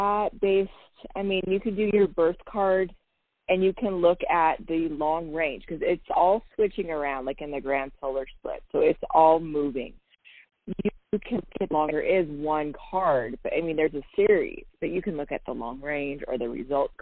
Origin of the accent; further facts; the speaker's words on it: San Diego, California, United States; moved away; I was born in San Diego, you know, so I got love for California